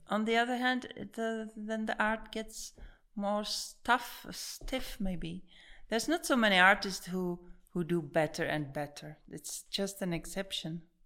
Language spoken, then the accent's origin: English; Prague, Czechia; Born and raised here